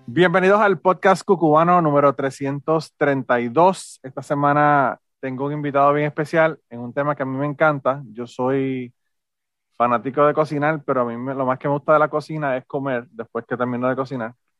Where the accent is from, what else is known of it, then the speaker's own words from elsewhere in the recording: Utuado, Puerto Rico; yo soy de Utuado también